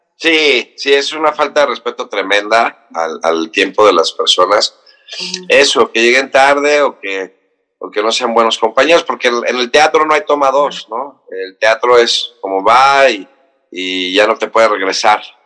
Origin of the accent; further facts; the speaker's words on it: Cancún, Quintana Roo, Mexico; now in Mexico City, Mexico; soy del, Distrito Federal, crecí en Cancún